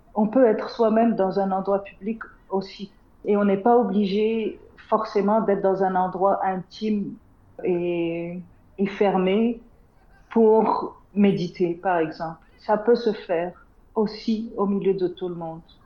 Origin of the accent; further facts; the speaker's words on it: Tunisia; Je suis née en Tunisie, il y a, 50 ans déjà. Hein. J'ai grandi euh, dans une famille, euh, on va dire, pas très traditionnelle, assez occidentalisée pour un pays arabe du nord de l'Afrique